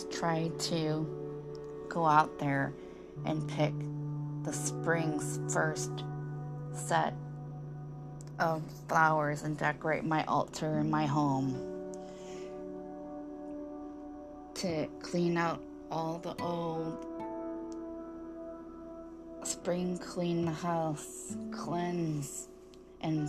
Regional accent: Michigan, United States; I grew up in Michigan

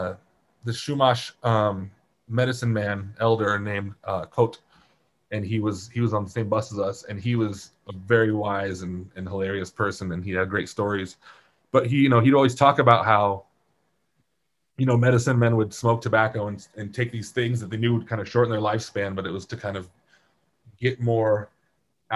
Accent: Poland; growing up in Poland

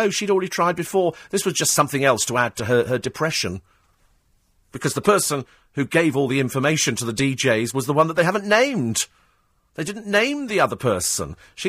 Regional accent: United Kingdom; a time to be proud of being British, something that perhaps we don't do as often as we should

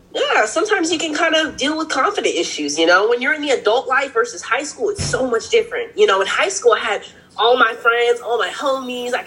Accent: Eugene, Oregon, United States; also born or lived in Seattle, Washington; I have lived in Eugene, Oregon for about 10 years

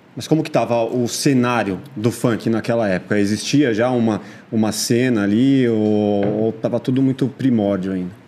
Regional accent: São Paulo, Brazil; eu cresci na, na Vila Matilde, Zona Leste

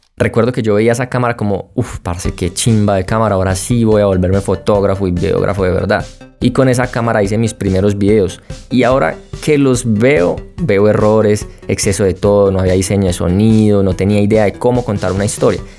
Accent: Colombia; como buen colombiano

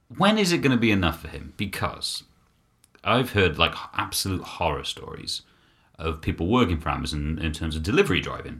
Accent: United Kingdom; being British

